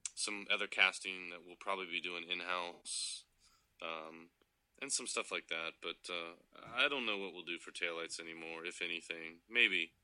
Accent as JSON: {"language": "English", "town": "Jacksonville Beach", "region": "Florida", "country": "United States", "tie": "born or raised there", "also_born_or_lived": "Melbourne, Florida", "said": "I grew up in Florida"}